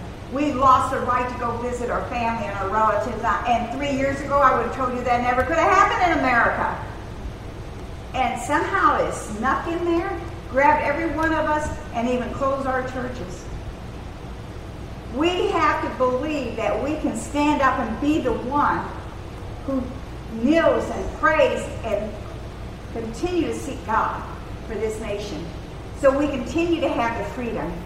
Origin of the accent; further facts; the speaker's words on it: United States; also born or lived in Germany; We Americans